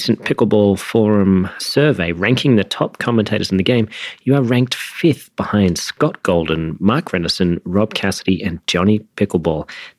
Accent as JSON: {"language": "English", "region": "England", "country": "United Kingdom", "tie": "born or raised there", "said": "I was born in England."}